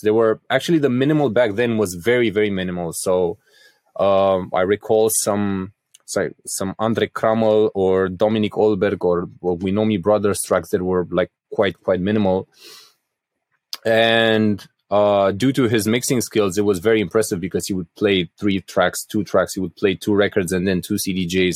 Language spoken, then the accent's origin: English; Craiova, Dolj, Romania; my hometown of Craiova, so I'm from the southwest of Romania